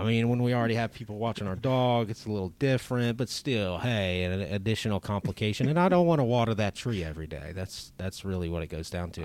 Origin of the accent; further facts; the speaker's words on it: Lake Charles, Louisiana, United States; I grew up in Lake Charles